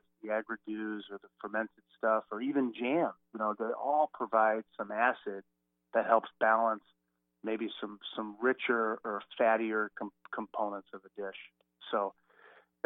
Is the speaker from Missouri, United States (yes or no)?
yes; outside of St. Louis, Missouri, United States; I grew up outside of St. Louis, sort of out in the country